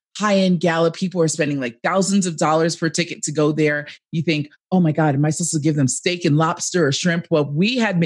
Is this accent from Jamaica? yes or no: yes; Jamaica; I am Jamaican